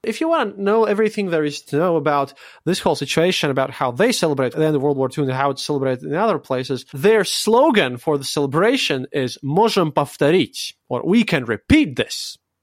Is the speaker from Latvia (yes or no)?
yes; Latvia; my own Latvian audience